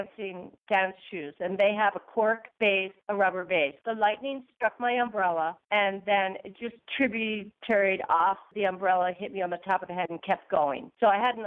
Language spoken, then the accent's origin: English; New York, United States; moved away; I'm from New York, originally